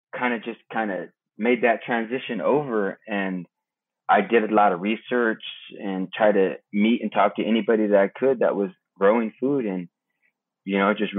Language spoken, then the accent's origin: English; Broderick, California, United States; I'm a Hunkpapa Lakota, born and raised in Broderick, California